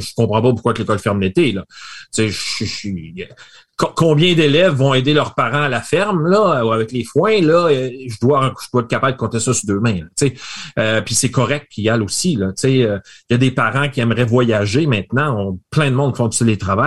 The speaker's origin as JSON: {"language": "French", "town": "Rimouski", "region": "Quebec", "country": "Canada", "said": "je viens de Rimouski. J'ai fait mon bac à Rimouski."}